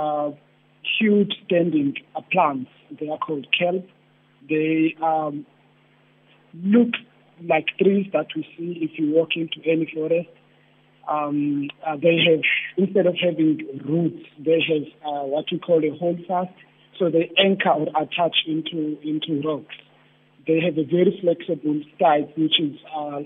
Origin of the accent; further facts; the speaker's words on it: Cape Town, Western Cape, South Africa; Spent a lot, most part of my life in Khayelitsha. That's where I grew up and went for schooling.